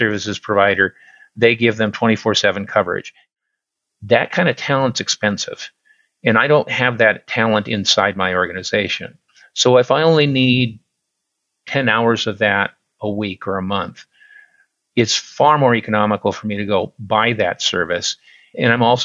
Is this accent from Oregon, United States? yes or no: yes; Central Oregon, United States; I'm a native Oregonian. I was born in Central Oregon. All but 3 years of my life, I've lived in Oregon